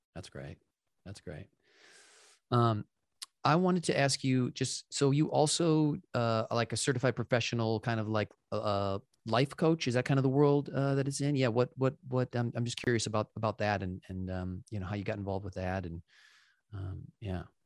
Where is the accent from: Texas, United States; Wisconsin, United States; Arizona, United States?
Wisconsin, United States; I grew up in Wisconsin